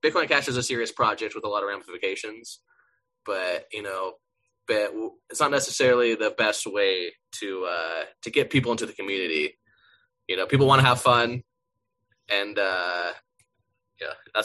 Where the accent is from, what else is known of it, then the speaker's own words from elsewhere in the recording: United States; I'm American